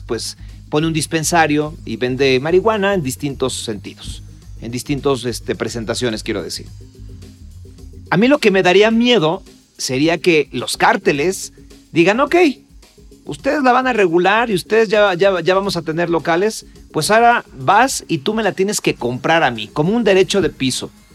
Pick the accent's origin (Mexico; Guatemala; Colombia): Mexico; also born or lived in Mexico City